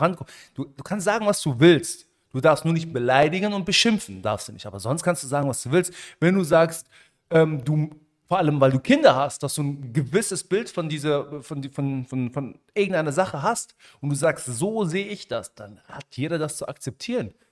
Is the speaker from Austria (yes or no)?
no; Germany; Ich bin ja auch Marokkaner. Mhm. In Deutschland geboren und aufgewachsen